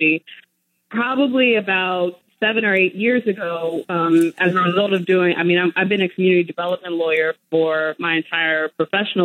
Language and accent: English; Gary, Indiana, United States; growing up in Gary, Indiana